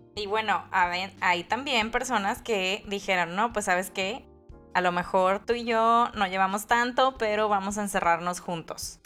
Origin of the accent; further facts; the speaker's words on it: Mexico; si los mexicanos cantáramos